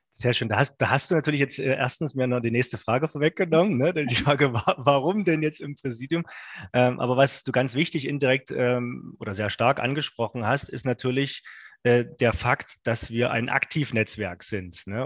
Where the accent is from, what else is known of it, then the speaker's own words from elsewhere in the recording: Saxony, Germany; vom schönen Sachsen, wo ich herkomme